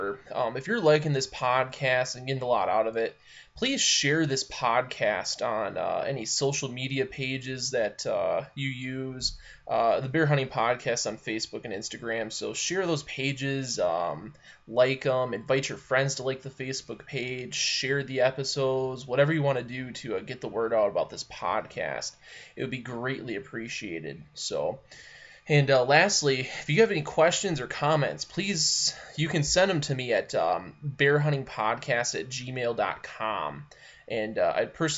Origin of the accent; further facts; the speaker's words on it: Michigan, United States; I'm from Michigan.